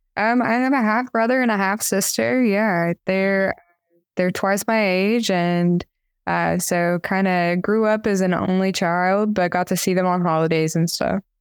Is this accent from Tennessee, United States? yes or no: yes; Tellico Plains, Tennessee, United States; I grew up in rural Appalachia, uh, in kind of this little drive-through mountain town, uh, called Tilico Plains, Tennessee